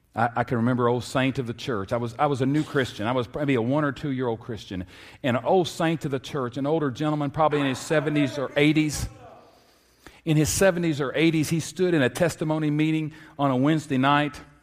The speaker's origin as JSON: {"language": "English", "town": "Lexington", "region": "Kentucky", "country": "United States", "tie": "born or raised there", "said": "I grew up in Lexington, Kentucky"}